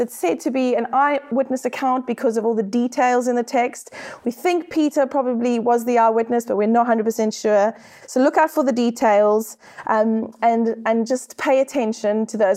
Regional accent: South Africa; accent: South African; now in United Kingdom; I am South African, as you can hear by my accent

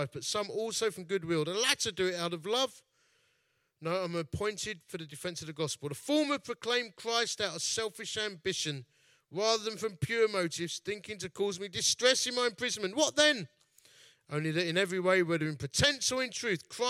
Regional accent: Dagenham, London, United Kingdom; also born or lived in Romford; I'm from Dagenham.

